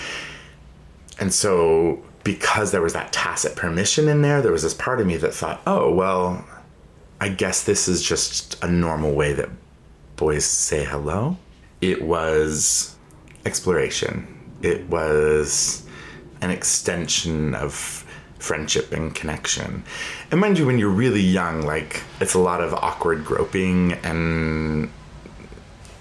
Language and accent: English; Fanwood, New Jersey, United States; also born or lived in Egypt (parents); I grew up in New Jersey. My parents immigrated here from Egypt and had me in Jersey City